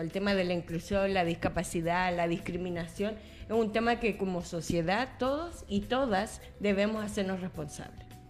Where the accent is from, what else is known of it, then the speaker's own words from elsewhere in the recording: Coquimbo, Chile; moved away as an adult; now in Santiago, Chile; Soy de Coquimbo